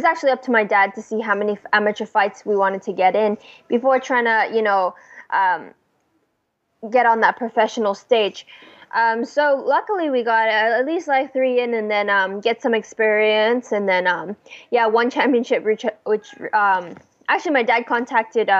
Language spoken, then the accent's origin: English; Hawaii, United States; also born or lived in Vancouver, British Columbia, Canada; I was born in Vancouver, BC. We moved around a couple of times until moving over to Hawaii when I was 7.